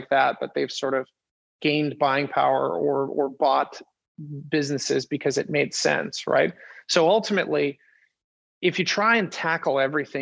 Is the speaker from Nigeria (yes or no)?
no; Winnipeg, Manitoba, Canada; moved away; I'm from Winnipeg originally